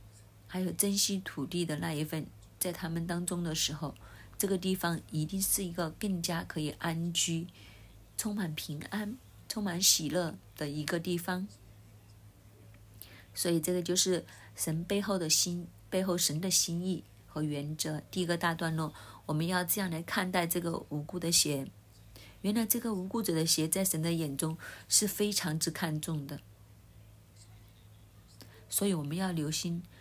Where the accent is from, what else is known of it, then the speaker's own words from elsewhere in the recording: Hong Kong; 就好像我们香港人一样，我们会通知亲朋戚友，给一喜帖